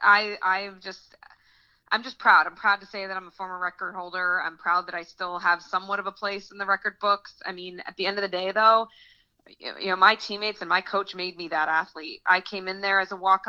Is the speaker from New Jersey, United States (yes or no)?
yes; Morristown, New Jersey, United States; I grew up in Morristown, which is only about, you know, 45, 50 minutes to Rutgers